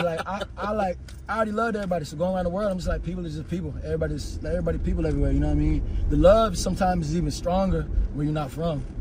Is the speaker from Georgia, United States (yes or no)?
yes; Atlanta, Georgia, United States; I'm from Atlanta